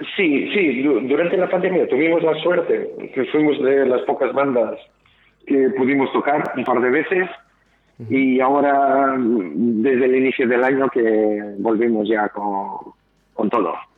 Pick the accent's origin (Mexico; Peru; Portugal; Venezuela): Portugal; moved away as an adult; now in Bilbao, Spain; yo soy de Portugal